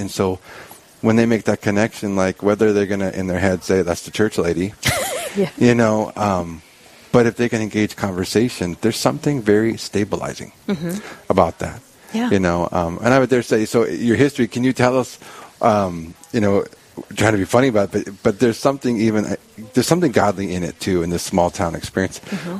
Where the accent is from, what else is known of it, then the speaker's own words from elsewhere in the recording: California, United States; moved away; I'm originally from California